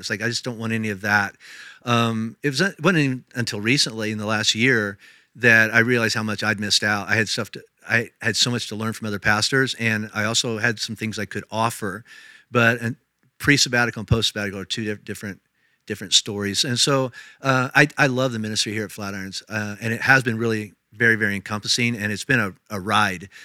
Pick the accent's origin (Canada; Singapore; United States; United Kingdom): United States; Indiana; moved away as an adult; also born or lived in Tennessee / Kentucky; now in Colorado, United States; I was raised in Indiana